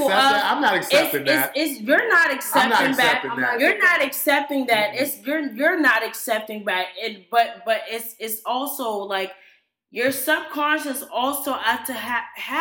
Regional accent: Ghana; moved away; I'm from Ghana

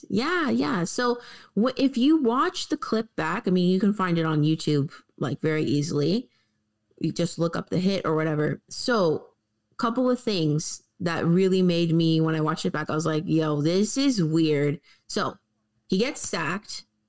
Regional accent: Canada; we're Canadian

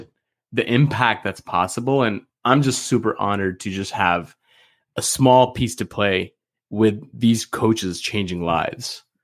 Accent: Canada; I'm actually from Canada

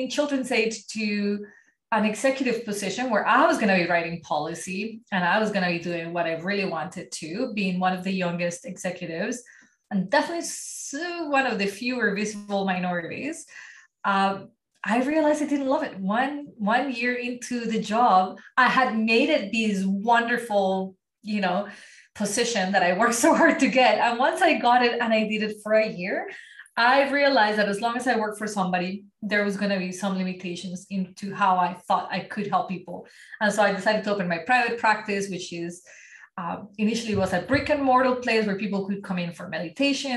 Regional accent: Colombia; first language Spanish; English is a second language; moved away as an adult; now in Ottawa, Canada; And I live in Ottawa, Canada, but I was born and raised in Colombia

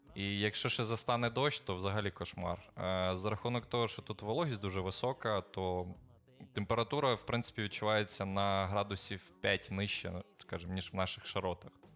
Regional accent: Ukraine; now in Portugal; Я кажу, ну, з України

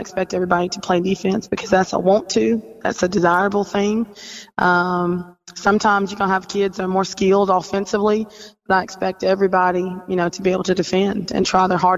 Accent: Fort Payne, Alabama, United States; I was born and raised in Fort Payne, Alabama

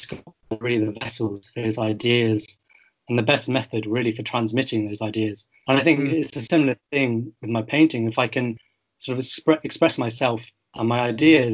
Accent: United Kingdom; I'm a third generation British Chinese

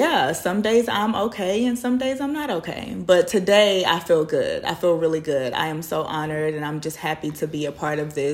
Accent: Houston, Texas, United States; I was born and raised right here in Houston, Texas.

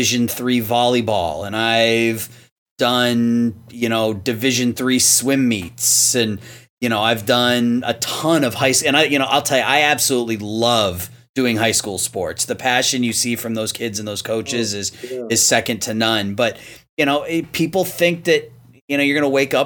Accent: New England, United States; I grew up in New England

